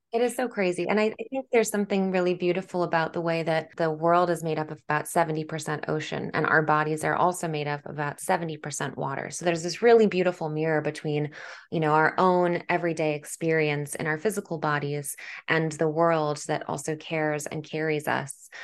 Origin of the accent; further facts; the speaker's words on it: New York City, New York, United States; as a New Yorker